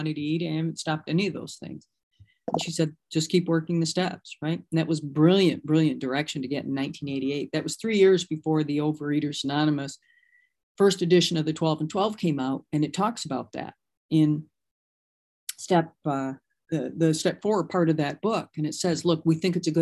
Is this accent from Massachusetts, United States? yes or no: no; Michigan, United States; moved away; I'm originally from Michigan